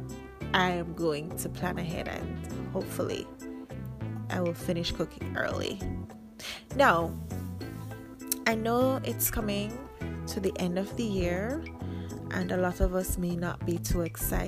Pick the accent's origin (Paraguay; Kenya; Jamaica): Jamaica; I'm Jamaican